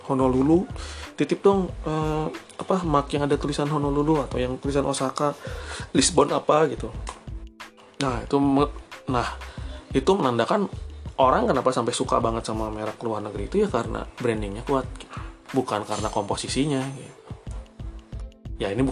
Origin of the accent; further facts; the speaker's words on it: Bandung, West Java, Indonesia; ini hanya pengamatan pengamatannya sebagai warga Bandung yang sering melihat eh, fenomena gitu